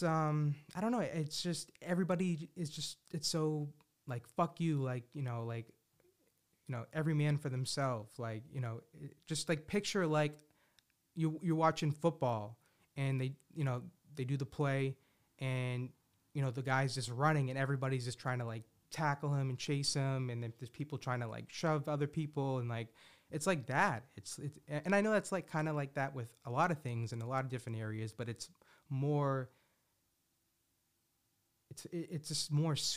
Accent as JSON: {"language": "English", "town": "Boston", "region": "Massachusetts", "country": "United States", "tie": "born or raised there", "said": "I love my hometown"}